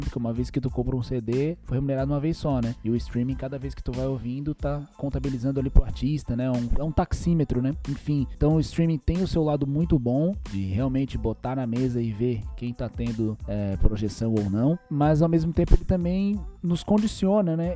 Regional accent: Brazil; Nós aqui que somos aqui do Brasil

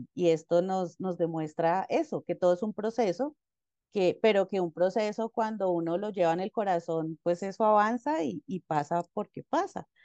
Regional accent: Ibagué, Tolima, Colombia; soy de Ibagué. Ibagué es una ciudad intermedia acá en Colombia

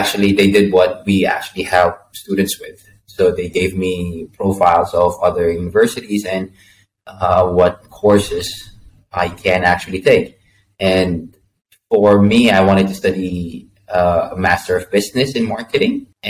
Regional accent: Hong Kong; moved away as an adult; also born or lived in Philippines; now in Brisbane, Australia; I'm from the Philippines, but also I lived half my life in Hong Kong before coming here in Australia, which was 7 years ago. And like I always tell people, I was made in Hong Kong, born in the Philippines.

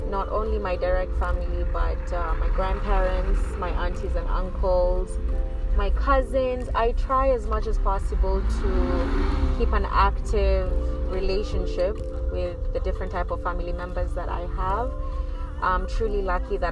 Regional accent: Nairobi, Kenya; moved away as an adult; also born or lived in Egypt; now in Los Angeles, United States; I was born and raised in Nairobi, Kenya, and I have had the privilege to grow up

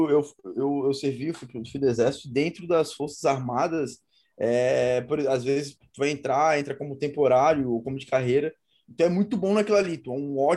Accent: Brazil; é bastante lugar para competir pela competição brasileira, sou brasileiro.

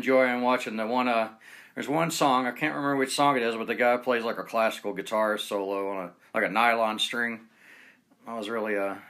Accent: Atlanta, Georgia, United States; now in West Coast, United States; I'm originally from Atlanta, Georgia, down below there. So I'd constantly go up there in the 90s. But now I'm way over on the West Coast

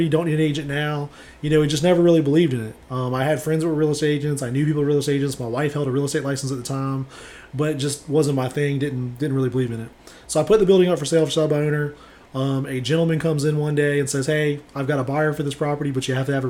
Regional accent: Savannah, Georgia, United States; I'm born and raised in Savannah.

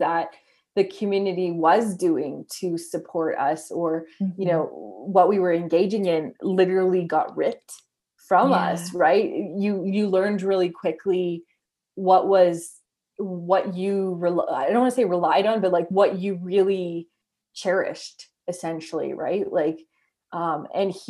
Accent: Canada; as a Canadian

